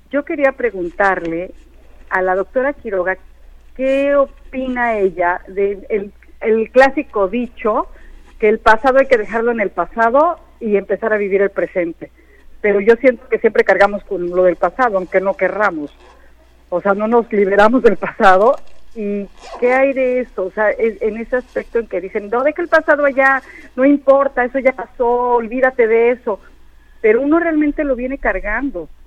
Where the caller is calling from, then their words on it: Miami, Florida, United States; de Miami, Florida.